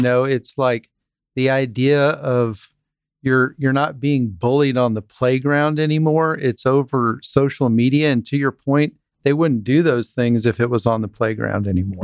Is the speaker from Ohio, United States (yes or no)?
no; Dripping Springs, Texas, United States; I grew up in Dripping Springs, Texas